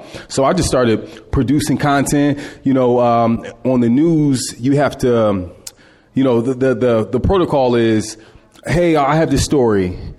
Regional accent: Philadelphia, Pennsylvania, United States; Germantown, Walnut Lane and Magnolia.

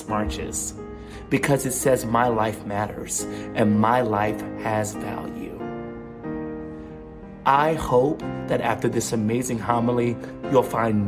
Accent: the South, United States; I grew up in the Black Evangelical South where therapists were only for crazy people.

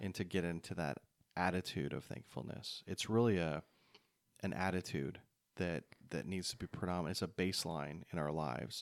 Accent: Canada; moved away; growing up in Canada

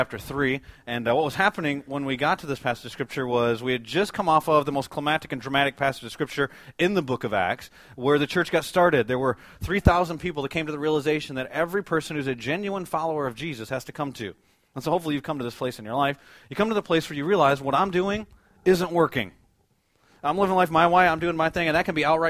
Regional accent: United States; as American believers

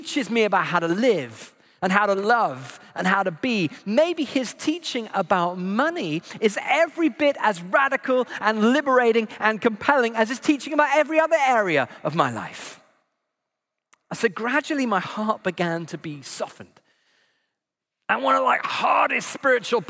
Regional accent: United Kingdom; I'm British

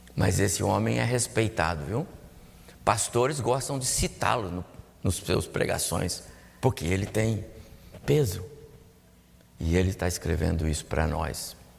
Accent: São José dos Campos, São Paulo, Brazil; eu me lembro da minha infância, lá na Vila Maria, aqui em São José dos Campos mesmo

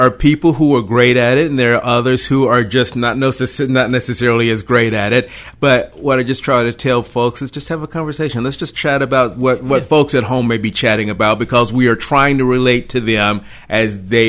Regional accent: Dyersburg, Tennessee, United States; also born or lived in Chicago, Illinois / Nashville area, Tennessee / Sumner County, Tennessee; I grew up in West Tennessee, graduated Dyersburg High School, and then went to East Tennessee and went to UT.

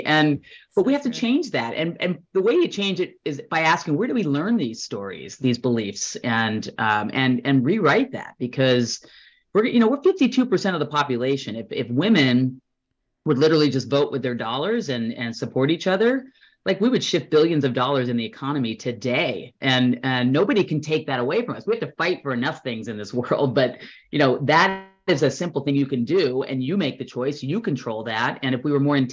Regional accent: Orange County, California, United States; moved away as an adult; also born or lived in New Jersey / Berkeley / Bay Area; now in Fair Play, United States; Born in Jersey, New Jersey, and then grew up in Orange County. Moved there when I was 7 and grew up in Orange County

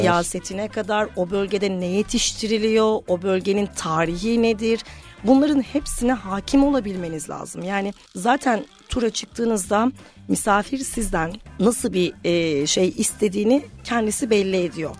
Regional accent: Amasya, Turkey; moved away; also born or lived in Istanbul / Ankara; 1993 Amasya doğumluyum

